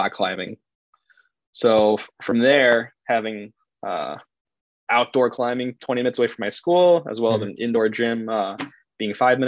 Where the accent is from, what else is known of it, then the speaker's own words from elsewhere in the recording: Chicago, Illinois, United States; also born or lived in Nevada; I'm from Chicago, and there's not a lot of mountains or boulders or anything else to climb out here